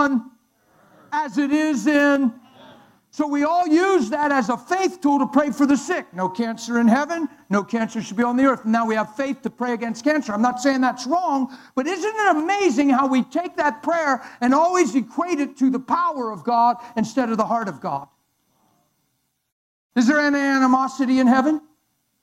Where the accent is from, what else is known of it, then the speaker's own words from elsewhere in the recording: Pennsylvania, United States; I'm from Pennsylvania